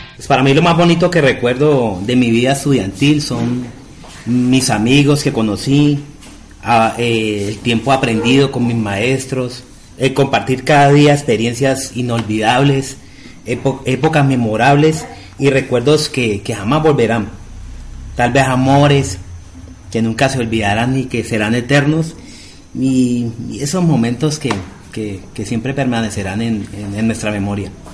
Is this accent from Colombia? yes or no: yes; Guayabal, Valle del Cauca, Colombia; soy del corregimiento de Guayabal